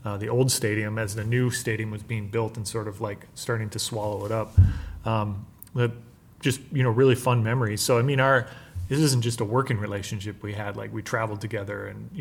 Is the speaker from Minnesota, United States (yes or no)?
yes; Minnesota, United States; I'm from Minnesota and I had worked in this area